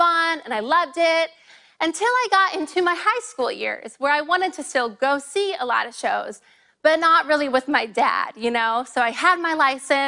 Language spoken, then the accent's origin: English; Ohio, United States; moved away; also born or lived in Illinois; I grew up in the great state of Ohio.